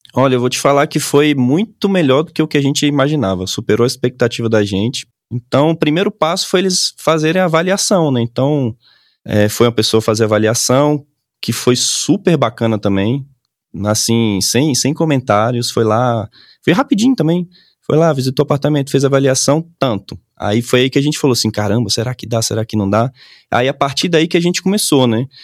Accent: Salvador, Bahia, Brazil; moved away as an adult; now in Brasília, Brazil; eu sou de Salvador

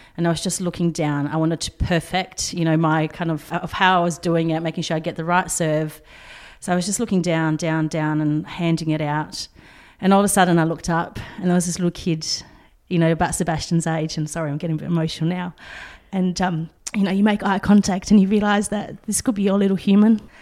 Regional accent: Poland; now in Australia; I was born in Poland

